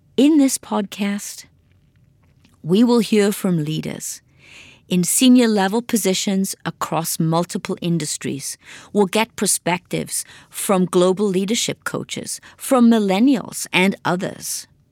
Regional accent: Wales, United Kingdom; moved away as an adult; also born or lived in Swansea; now in Detroit, United States; I grew up on a farm in Wales

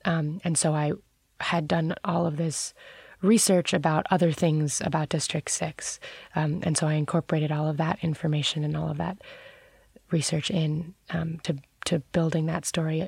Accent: New York City, New York, United States; I grew up very near the World Trade Center.

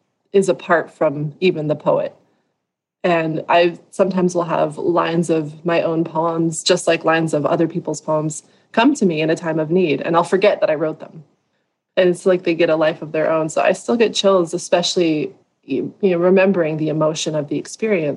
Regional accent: Southern California, United States; I grew up in Southern California

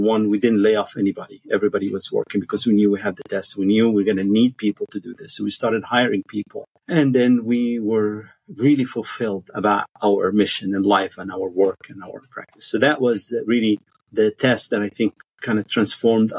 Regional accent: Egypt; moved away as an adult; also born or lived in Washington, D.C., United States / Cairo, Egypt; now in United States; I grew up in Egypt. I went to med school in Cairo University

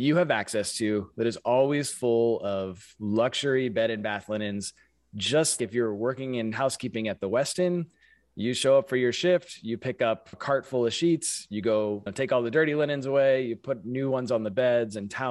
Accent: San Francisco Bay Area, California, United States; moved away as an adult; now in Milwaukee, United States; I grew up in the San Francisco Bay Area

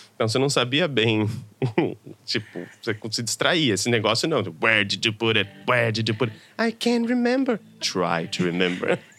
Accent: São Paulo, Brazil; venho de uma periferia de São Paulo, Pirituba

